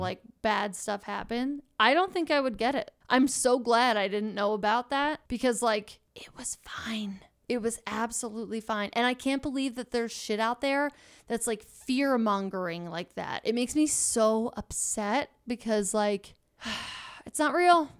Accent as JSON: {"language": "English", "region": "Pennsylvania", "country": "United States", "tie": "born or raised there", "said": "I grew up in Pennsylvania"}